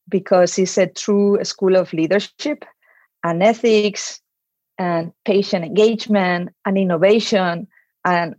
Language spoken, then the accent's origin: English; Madrid, Community of Madrid, Spain; moved away as an adult; also born or lived in United States / Switzerland; I was born in Madrid. And I spent most of my time there